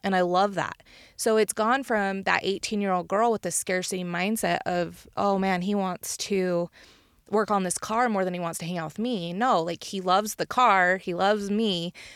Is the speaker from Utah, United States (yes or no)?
yes; Uinta Basin, Utah, United States; my hometown in Uinta Basin